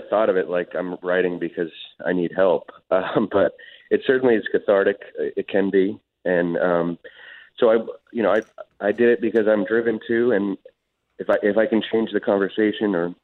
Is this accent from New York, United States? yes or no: no; Oakland, California, United States; I grew up in Oakland, and I worked